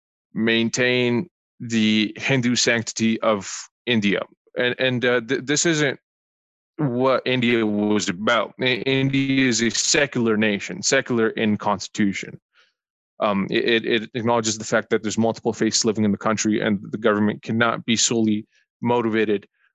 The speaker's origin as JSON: {"language": "English", "town": "Calgary", "region": "Alberta", "country": "Canada", "tie": "born or raised there", "said": "I'm from Calgary, born and raised."}